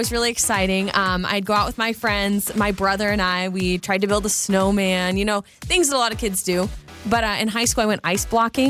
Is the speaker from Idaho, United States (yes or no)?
yes; North Idaho, United States; we're both from North Idaho